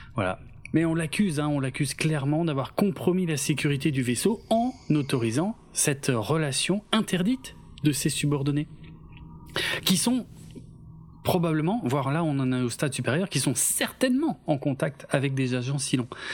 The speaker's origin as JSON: {"language": "French", "area": "Alsace", "region": "Grand Est", "country": "France", "said": "je suis alsacien d'origine"}